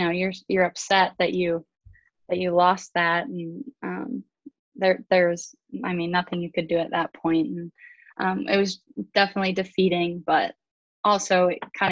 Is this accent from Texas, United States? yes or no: yes; Texas, United States; I'm from Texas, so I'm a big country fan